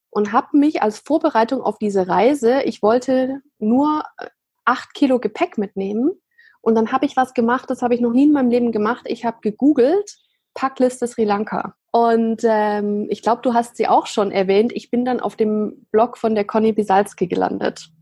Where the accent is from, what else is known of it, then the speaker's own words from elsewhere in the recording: Swabia, Germany; ich bin im Schwabenland groß geworden